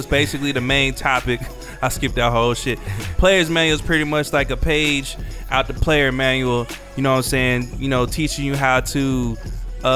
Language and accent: English; Atlanta, Georgia, United States; We are from Atlanta